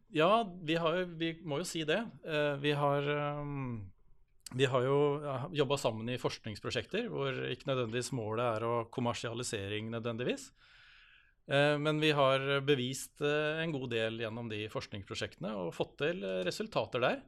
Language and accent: Norwegian; Halden, Østfold, Norway; jeg kommer fra Halden og bor i Halden